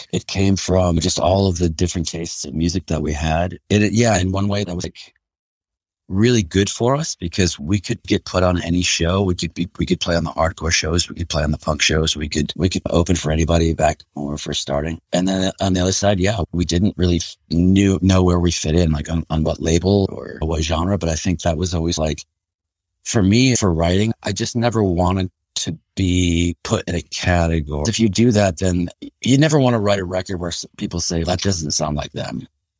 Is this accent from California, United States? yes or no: no; Pittsfield, Massachusetts, United States; Yeah, I was born in Pittsfield, Massachusetts, in Western Mass. It's funny because when I tell people I'm from Western Mass